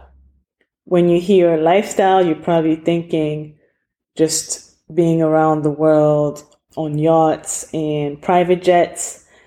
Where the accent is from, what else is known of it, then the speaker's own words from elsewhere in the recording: Cameroon; moved away; my home country of Cameroon